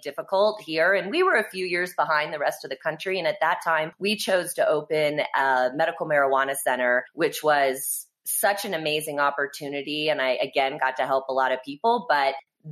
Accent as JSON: {"language": "English", "town": "Kansas City", "country": "United States", "tie": "born or raised there", "also_born_or_lived": "Texas", "moved": "yes", "lives_now": "Vail, United States", "said": "I was originally born in Kansas City. I'm a Midwest girl."}